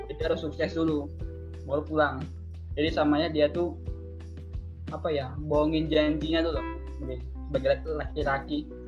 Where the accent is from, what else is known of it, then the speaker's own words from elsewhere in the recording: Padang, West Sumatra, Indonesia; now in Yogyakarta, Indonesia; asal dari Padang ya. Sudah lama sih di Jogja, hampir dua setengah tahun lah.